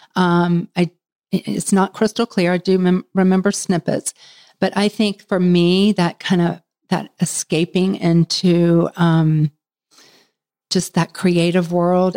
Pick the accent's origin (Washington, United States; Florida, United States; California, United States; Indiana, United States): Florida, United States; moved away as an adult; now in Charlotte, United States; I'm from Florida, so it was either Florida State or um, University of Florida